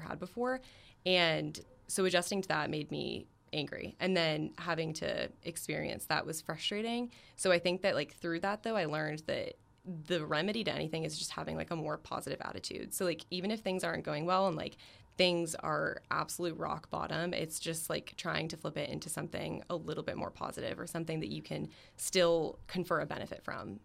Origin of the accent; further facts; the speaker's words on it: Florida, United States; I'm from Florida, so it's my in-state school